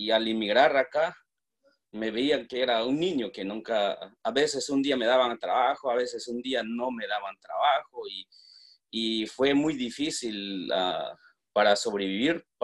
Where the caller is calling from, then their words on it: Washington, District of Columbia, United States; ah, yo soy de Washington, D.C.